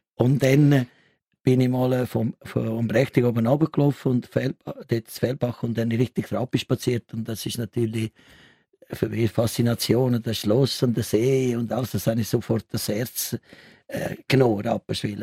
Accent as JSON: {"language": "German", "area": "south of Rome", "region": "Lazio", "country": "Italy", "tie": "born or raised there", "second_language": "German", "moved": "as an adult", "lives_now": "Switzerland", "said": "ich dort eine Lehre gemacht, ich bin Elektromechaniker, das habe ich gelernt und, und ich habe dort wirklich eine grosse Agglomeration Rom, so also südlich von Rom"}